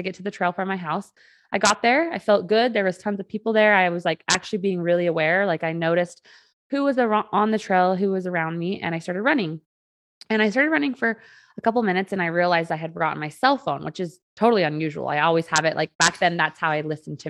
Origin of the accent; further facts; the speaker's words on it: Utah, United States; I was born and raised here in Utah from a very safe home